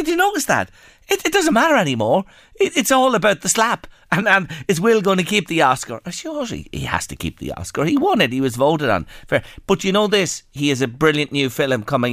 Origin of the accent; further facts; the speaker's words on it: Ireland; us as Irish people